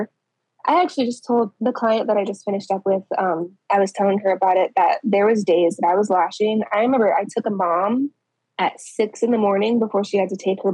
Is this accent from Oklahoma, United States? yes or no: no; Colorado Springs, Colorado, United States; moved away as an adult; now in Indiana, United States; I'm originally from Colorado Springs